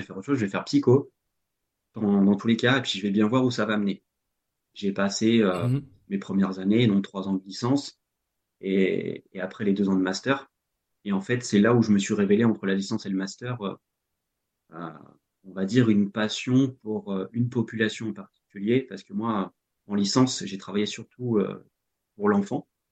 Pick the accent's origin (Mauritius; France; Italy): France; Normandy; moved away as an adult; also born or lived in Rennes; je suis normand donc j'habitais en, en, Normandie